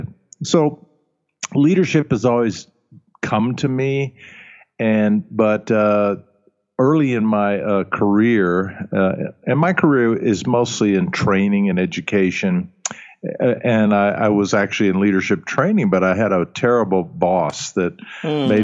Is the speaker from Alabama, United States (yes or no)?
yes; Alabama, United States; first language German; English is a second language; moved away; also born or lived in Vienna; Grew up in Alabama in the United States